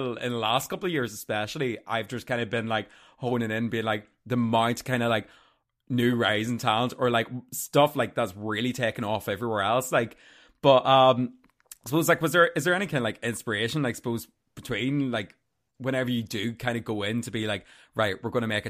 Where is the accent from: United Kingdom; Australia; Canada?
United Kingdom; Armagh, Northern Ireland; I'm from Armagh. Like, I mean, so very small town